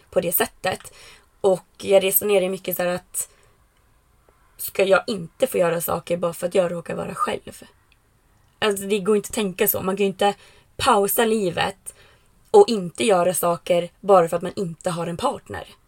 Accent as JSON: {"language": "Swedish", "town": "Västerås", "region": "Västmanland", "country": "Sweden", "also_born_or_lived": "United States / Falkenberg", "said": "Jag, eh, jag kommer från eh, Västerås. Eh, men jag har inte bott där på tio år. Eh, jag flyttade till USA en sväng och pluggade. Och sen flyttade jag till Falkenberg som ligger i Halland."}